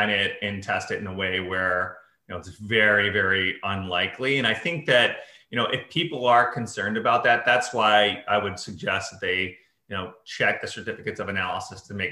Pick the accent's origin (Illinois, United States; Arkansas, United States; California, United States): Illinois, United States; Chicago; moved away; when I was growing up, it was like, growing up in Chicago